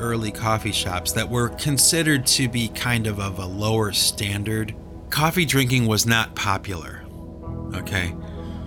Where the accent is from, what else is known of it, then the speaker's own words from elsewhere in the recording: United States; we're American, we drink coffee.